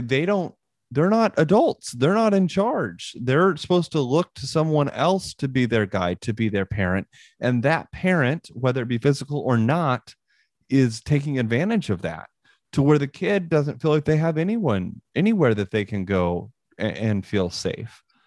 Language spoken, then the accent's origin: English; Northwest Missouri, United States; I grew up in Northwest Missouri